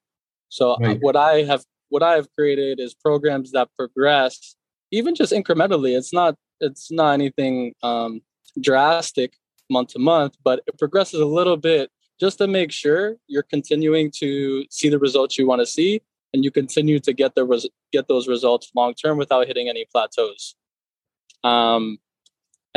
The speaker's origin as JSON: {"language": "English", "town": "Norwalk", "region": "Connecticut", "country": "United States", "tie": "born or raised there", "moved": "as an adult", "lives_now": "Los Angeles, United States", "said": "So I'm originally from Norwalk, Connecticut, born and raised"}